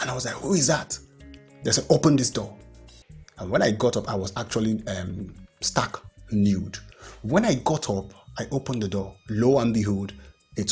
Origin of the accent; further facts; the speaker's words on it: Nigeria; I am proud to be a Nigerian